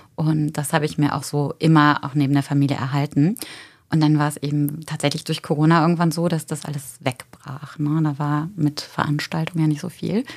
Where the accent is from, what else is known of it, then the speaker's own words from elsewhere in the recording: Germany; moved away as an adult; also born or lived in Paris; now in Cologne, Germany; ich komme nicht ursprünglich aus Köln, obwohl ich mich schon so ein bisschen wie Kölschmädche fühle. Ich komme aus der Eifel und wollte eigentlich äh, nach dem Abi so schnell wie möglich weg